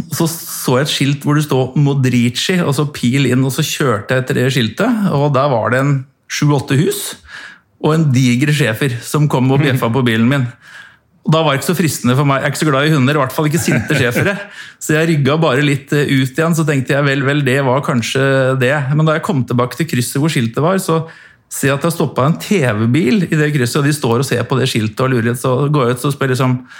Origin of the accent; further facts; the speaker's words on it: Norway; jeg er fra Norge